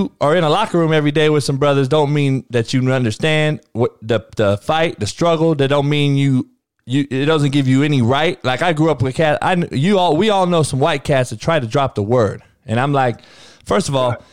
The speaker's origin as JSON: {"language": "English", "town": "Compton", "region": "California", "country": "United States", "tie": "born or raised there", "said": "I'm from Compton, grew up in it"}